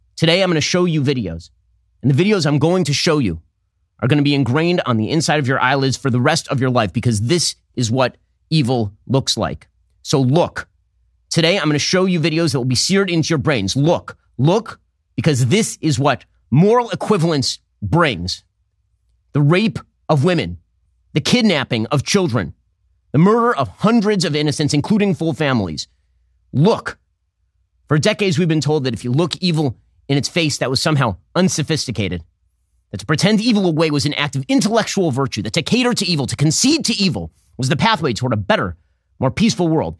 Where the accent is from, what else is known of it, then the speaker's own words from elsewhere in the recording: United States; also born or lived in Miami; I'm a Jew and because I'm an American